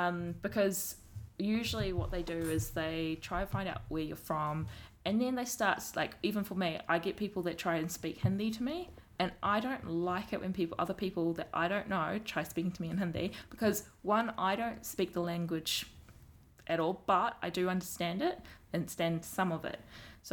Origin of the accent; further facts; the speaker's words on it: New Zealand; accent: strong New Zealand accents; I've been brought up here, I belong here